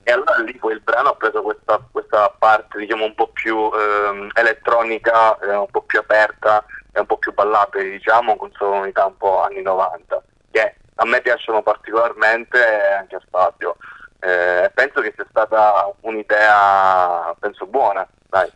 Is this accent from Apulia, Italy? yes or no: no; Grotte, Sicily, Italy; moved away as an adult; also born or lived in Parma; io vengo da un piccolo paesino della provincia di Agrigento che si chiama Grotte